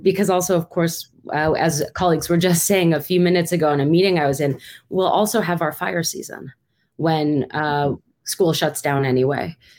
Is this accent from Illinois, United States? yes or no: no; New York City, New York, United States; moved away as an adult; now in Berkeley, United States; I'm from New York City and did my graduate training there.